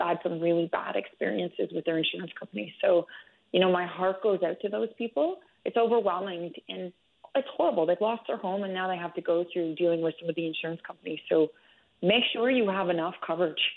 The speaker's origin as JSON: {"language": "English", "town": "Oshawa", "region": "Ontario", "country": "Canada", "moved": "as an adult", "lives_now": "Fort McMurray, Canada", "said": "I'm from Ontario, Oshawa, just outside of Toronto."}